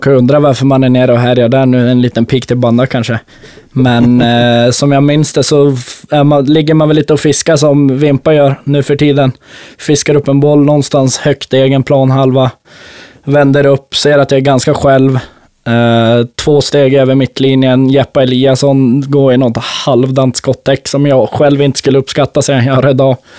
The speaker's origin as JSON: {"language": "Swedish", "town": "Botkyrka", "region": "Stockholm County", "country": "Sweden", "tie": "born or raised there", "said": "jag är uppväxt i Botkyrkahallen, pappa har tränat Balrog."}